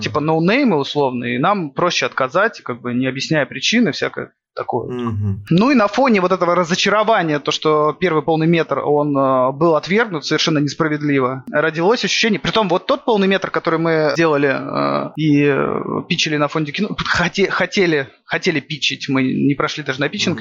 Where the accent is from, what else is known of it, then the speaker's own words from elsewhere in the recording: Saint Petersburg, Russia; я как петербуржец